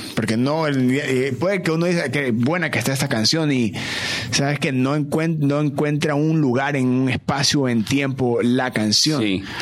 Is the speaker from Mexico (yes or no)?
no; Ecuador; siendo ecuatoriano